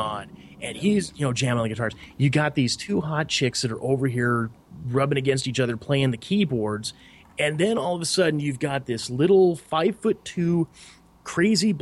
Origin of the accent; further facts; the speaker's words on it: Montana, United States; a 6-year-old, white boy from Montana